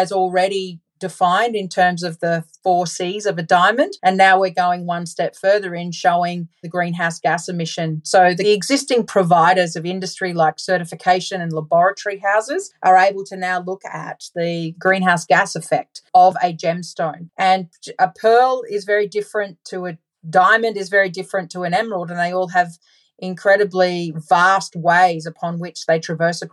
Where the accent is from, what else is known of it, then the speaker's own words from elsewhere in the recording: Australia; I'm from Australia